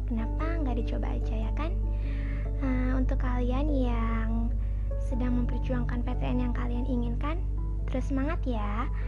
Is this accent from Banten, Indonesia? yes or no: yes; Serang, Banten, Indonesia; born there; Aku lahir di Serang tanggal 16 Oktober 2003.